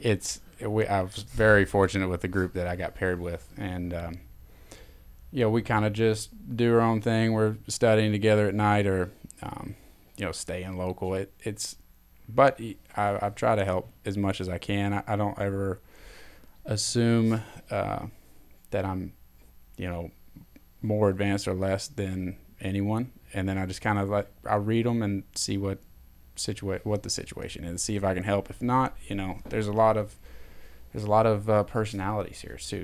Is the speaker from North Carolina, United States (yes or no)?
no; Knoxville, Tennessee, United States; growing up in Knoxville